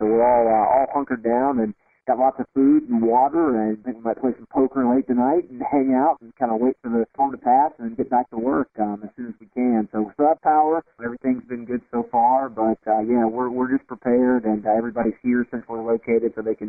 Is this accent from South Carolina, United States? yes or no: yes; South Carolina, United States; moved away as an adult; now in Wilmington, United States; I'm from South Carolina originally, and we've been in Wilmington now for 5 years.